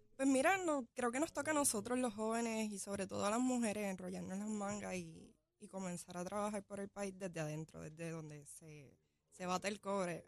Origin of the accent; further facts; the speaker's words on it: Barceloneta, Puerto Rico; Soy de Barceloneta, soy natural de Barceloneta, capitana de Arecibo